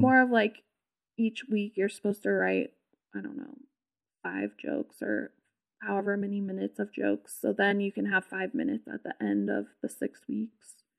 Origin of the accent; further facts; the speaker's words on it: Southern California, United States; I'm from California, like, Southern California